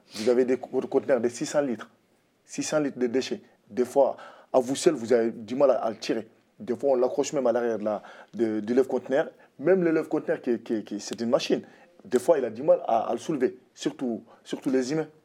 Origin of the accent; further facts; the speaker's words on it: France; je suis français d'immigration, de l'immigration